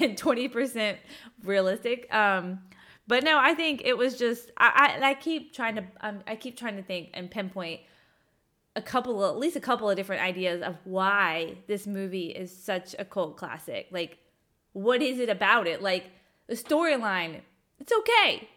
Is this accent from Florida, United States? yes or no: no; Augusta, Georgia, United States; I grew up in Augusta, Georgia